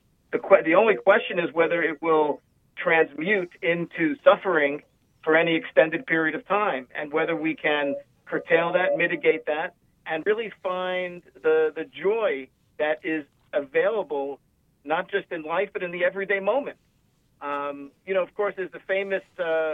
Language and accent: English; New York City, New York, United States; So I grew up in New York. I actually grew up in Brooklyn.